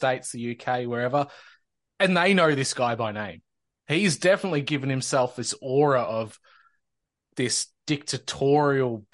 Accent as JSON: {"language": "English", "region": "Victoria", "country": "Australia", "said": "we no longer have to call ourselves Danistanians and we can call ourselves Victorians again"}